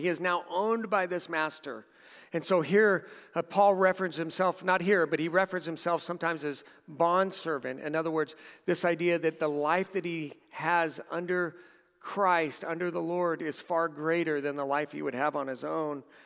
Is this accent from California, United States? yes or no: yes; Southern California, United States; moved away; We, we lived in a couple of houses in Southern California.